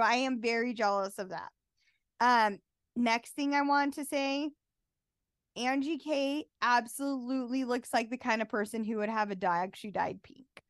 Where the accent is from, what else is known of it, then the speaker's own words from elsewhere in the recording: Utah, United States; someone who was born and bred in Utah. Born and raised, left a little bit, but mostly been here